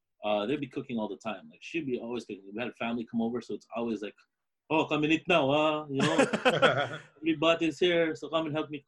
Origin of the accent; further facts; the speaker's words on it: Montreal, Quebec, Canada; I'm born in Montreal. Both my parents are Filipinos